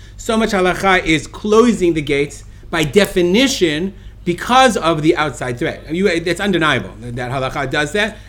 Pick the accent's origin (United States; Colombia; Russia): United States; Brooklyn, New York; I'm an American, I'm from New York, I grew up in Brooklyn, I'm a Jew.